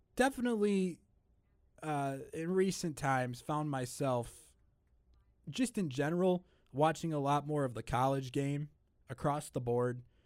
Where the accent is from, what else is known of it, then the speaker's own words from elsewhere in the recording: just outside of Chicago, Illinois, United States; I'm, I'm just outside of Chicago